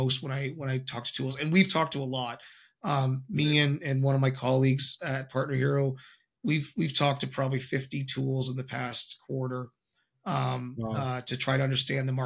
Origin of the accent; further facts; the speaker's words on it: Canada; I'm Canadian